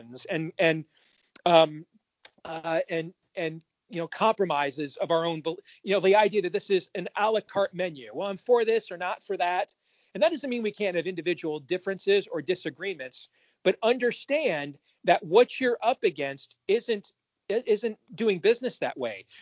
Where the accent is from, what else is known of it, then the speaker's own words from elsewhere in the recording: Iowa, United States; my home state of Iowa